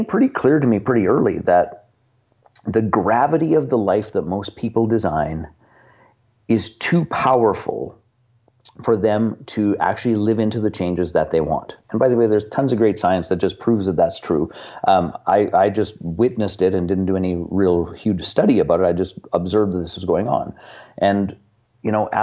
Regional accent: Canada; I'm from Canada. I live in the town in which we operate

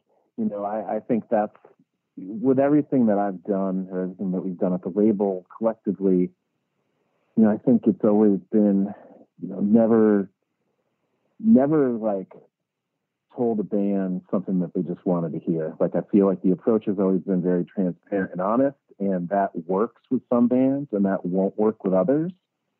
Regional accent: Connecticut, United States; born or raised there

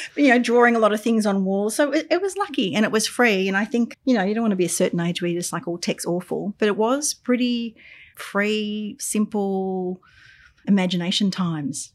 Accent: Albury, New South Wales, Australia; now in Melbourne, Australia; I grew up in Albury on the Murray River.

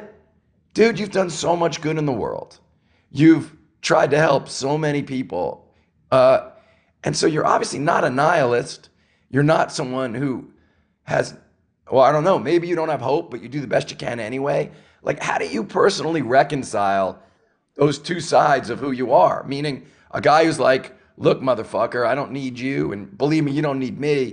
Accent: New York, United States; I grew up in New York

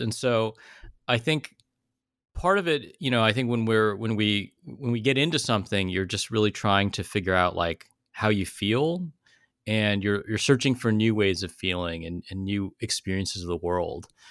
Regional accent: South Bay, Silicon Valley, California, United States; I grew up in the South Bay, like Silicon Valley, in the '80s and '90s

